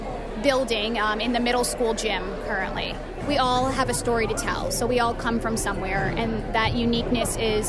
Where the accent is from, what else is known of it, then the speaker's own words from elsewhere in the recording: Eritrea; now in Saranac Lake, United States; I was born in Eritrea